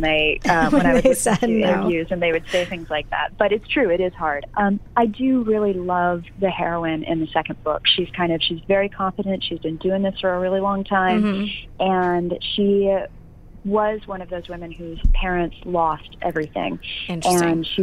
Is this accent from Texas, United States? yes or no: no; California, United States; now in New York, United States; I'm from California